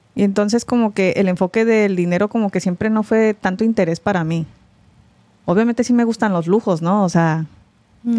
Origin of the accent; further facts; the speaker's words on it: Mexico; also born or lived in United States; soy coreana por mis papás, pero pues me crié en México